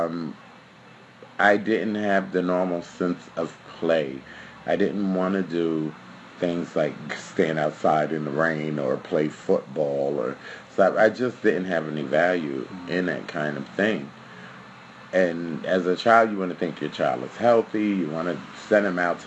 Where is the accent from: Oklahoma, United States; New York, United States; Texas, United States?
New York, United States; New York City; also born or lived in Park Slope, Brooklyn; Then I moved to Bushwick as a child, which was a wonderful and family-oriented place.